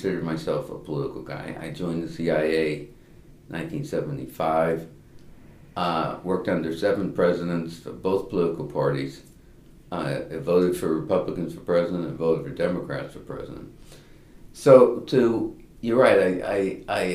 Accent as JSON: {"language": "English", "region": "Massachusetts", "country": "United States", "tie": "born or raised there", "moved": "as an adult", "lives_now": "Washington, D.C., United States", "said": "I was born and raised in Massachusetts. I've lived in Washington, D.C. since 1972"}